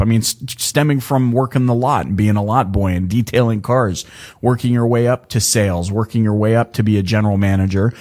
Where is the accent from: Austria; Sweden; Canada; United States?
Canada; I'm Canadian. Like, I was born in Canada